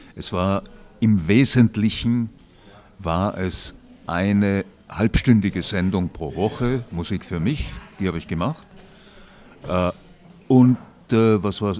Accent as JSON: {"language": "German", "region": "Vienna", "country": "Austria", "said": "wie man bei uns in Wien sagt"}